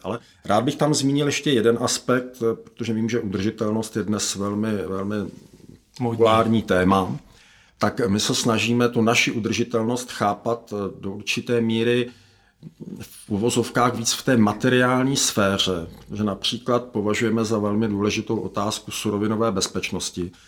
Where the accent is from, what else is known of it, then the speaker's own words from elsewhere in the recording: Czechia; my jako Češi